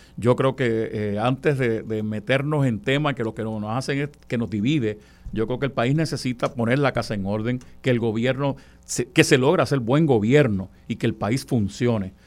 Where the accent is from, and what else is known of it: Puerto Rico; also born or lived in Comerío, Puerto Rico